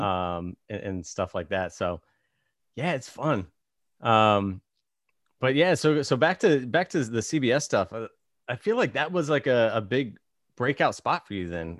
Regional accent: Virginia, United States; now in Los Angeles, United States; I grew up in Virginia

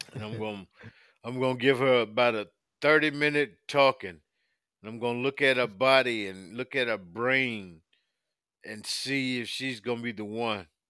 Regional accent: South Carolina, United States; now in Virginia, United States; leaving my adopted town of Virginia, going back to my hometown of South Carolina

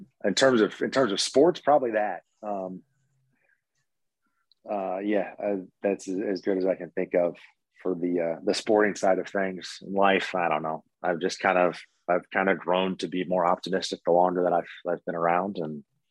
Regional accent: St. Louis, Missouri, United States; I grew up in St. Louis

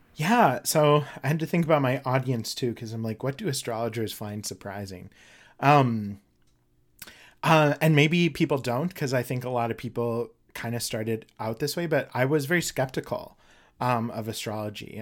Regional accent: Durango, Mexico; now in St. Paul, United States; I was actually born in Mexico

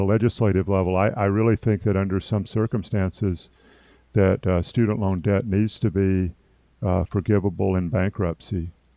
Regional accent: Opelika, Alabama, United States; in my hometown, the same hospital that I was born in, in fact, now called East Alabama Medical Center.

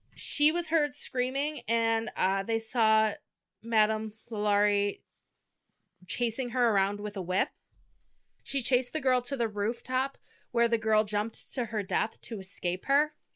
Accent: Michigan, United States; We're from Michigan

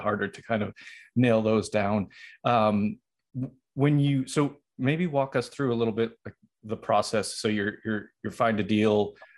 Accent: Boston, Massachusetts, United States; that's where that's my hometown

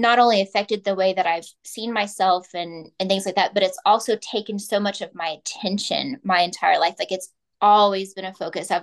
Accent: Oklahoma, United States; I'm from Oklahoma

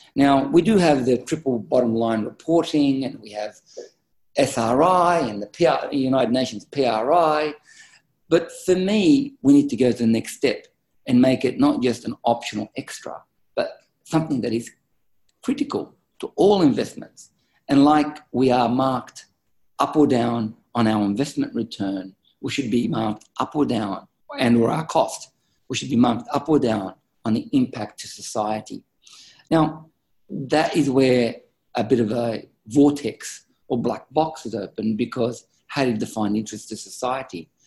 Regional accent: Australia; I'm an Australian uh, business executive

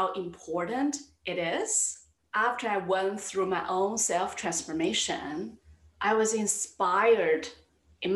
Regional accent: China; moved away as an adult; now in New York City, United States; I grew up in China.

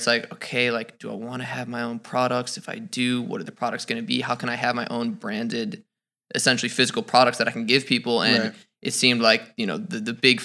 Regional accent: Minnesota, United States; I'm from Minnesota.

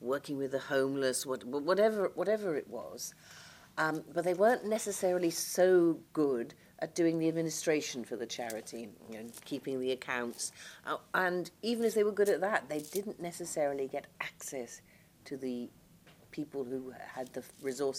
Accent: Liverpool, North West England, United Kingdom; moved away; also born or lived in London; I come from Merseyside, and though I've lived away from Merseyside now longer than I've lived on Merseyside, I still very much feel my roots and belonging to Liverpool

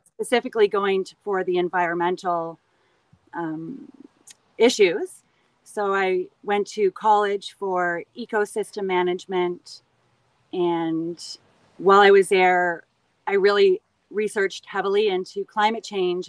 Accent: Canada; I always loved growing up in Canada. I lived in cottage country

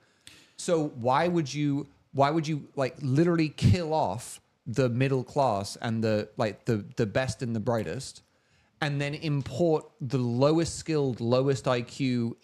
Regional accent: London, United Kingdom; now in United States; I was actually born in this country. Interestingly, but I grew up in London

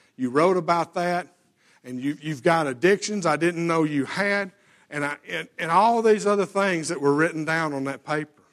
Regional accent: Alabama, United States; we lived out in the country and, yes, I, you know, we're, we're from Alabama

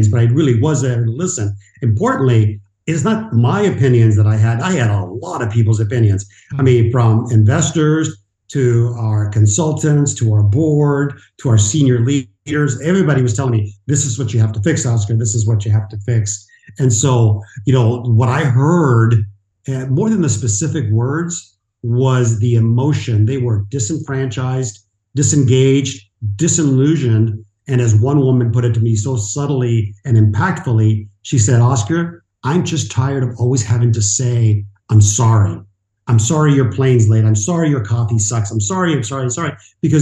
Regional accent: Mexico; moved away; I'm an immigrant. I was born in Mexico to a single mom, and I was with my grandmother, Abuelita, Mama Josefina, for many of my years

